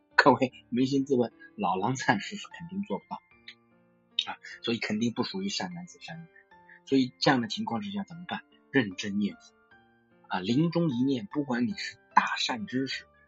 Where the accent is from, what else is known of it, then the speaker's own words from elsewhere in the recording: China; 我们中国人有文化，中华文化在孝这一块是没有代沟。